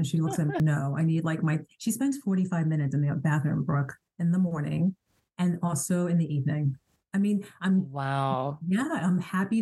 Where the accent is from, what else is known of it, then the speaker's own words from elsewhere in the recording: Ghana; I'm a Ghanaian, and my parents are both doctors, you know, being African